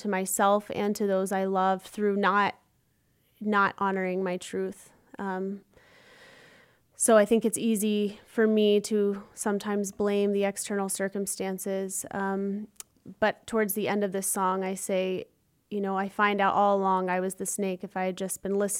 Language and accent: English; Chapel Hill, North Carolina, United States; moved away as an adult; now in Chicago, United States; I'm originally from Chapel Hill, North Carolina, and I'm now based in Chicago